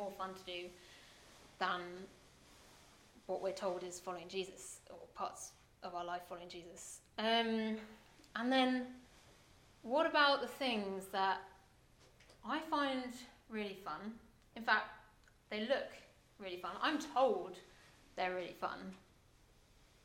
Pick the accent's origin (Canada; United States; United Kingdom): United Kingdom; England; as a English person that's brought up with an idea of what church is supposed to be like